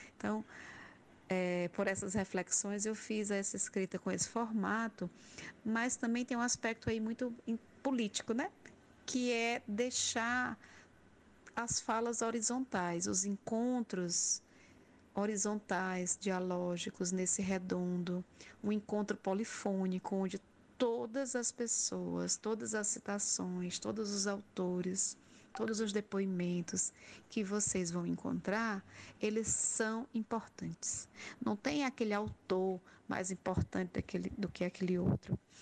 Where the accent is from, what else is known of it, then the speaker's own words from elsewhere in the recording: Crato, Ceará, Brazil; Eu sou da região do Cariri também, nasci na cidade do Crato.